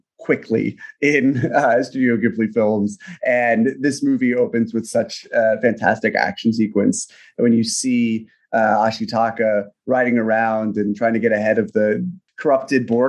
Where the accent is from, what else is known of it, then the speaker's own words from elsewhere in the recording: United States; as an American who does not speak Japanese fluently